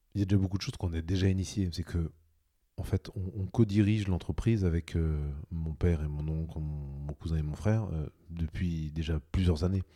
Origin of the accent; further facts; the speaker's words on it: Normandy, France; je suis un Normand, j'habite à Lançon